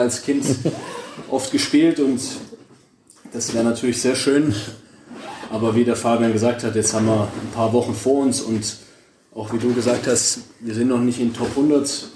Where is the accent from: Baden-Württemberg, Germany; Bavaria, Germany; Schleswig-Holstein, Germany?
Baden-Württemberg, Germany; Stuttgart; ich komme direkt aus Stuttgart